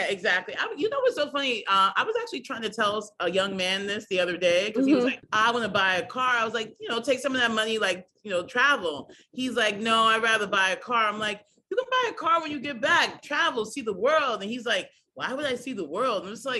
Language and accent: English; New York City, New York, United States; I grew up in Queens. Mm-hmm. Like I guess for me, I grew up, my mom was the only mom that spoke English back in the day.